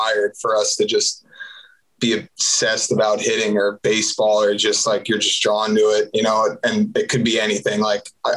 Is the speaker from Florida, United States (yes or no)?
yes; Deerfield Beach, Florida, United States; So I'm from South Florida. Grew up in Deerfield Beach, about 15 minutes north of Fort Lauderdale, 20 minutes north.